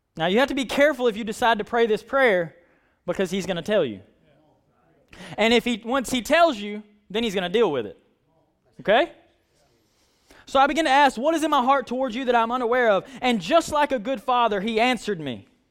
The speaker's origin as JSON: {"language": "English", "country": "United States", "said": "I'm American."}